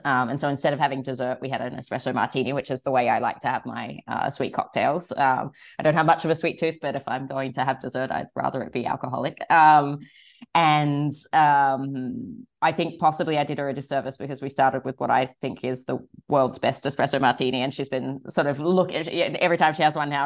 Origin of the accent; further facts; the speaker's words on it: Sydney, New South Wales, Australia; moved away; I'm originally from Sydney